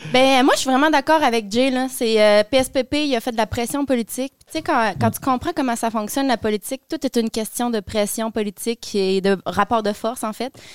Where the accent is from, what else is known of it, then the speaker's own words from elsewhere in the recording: Quebec City, Quebec, Canada; moved away as an adult; also born or lived in Ottawa; now in Gatineau, Canada; je suis une jeune femme de la ville de Québec